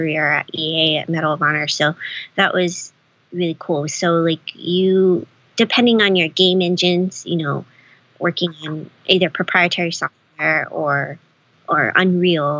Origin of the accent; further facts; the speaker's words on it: Hawaii, United States; moved away as an adult; now in Los Angeles, United States; growing up in Hawaii, you don't really have those. I didn't grow up here